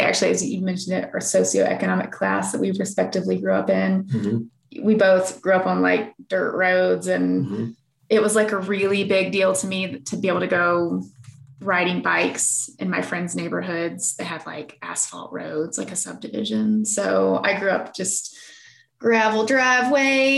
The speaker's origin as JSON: {"language": "English", "region": "the South", "country": "United States", "tie": "born or raised there", "said": "I grew up in the South that, like, I have distinct memory of what it smells like"}